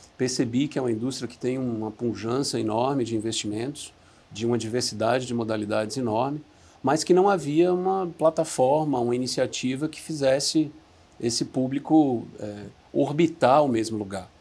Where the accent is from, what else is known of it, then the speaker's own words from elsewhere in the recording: Recife, Pernambuco, Brazil; moved away as an adult; also born or lived in Atlanta, United States; eu sou de Recife. Saí de Recife com 19 anos.